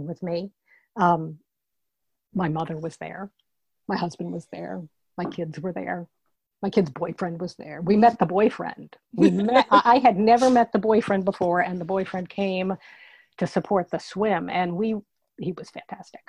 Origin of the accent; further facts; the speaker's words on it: Dallas, Texas, United States; moved away as an adult; now in South Carolina, United States; I grew up in Dallas